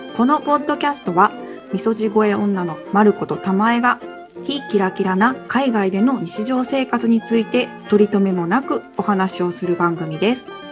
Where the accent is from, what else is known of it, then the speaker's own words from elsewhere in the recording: Japan; moved away as an adult; たった2年でも日本の社会でもう、うんガチガチになんか上下、 上下関係ゴリゴリのとことかで働いてた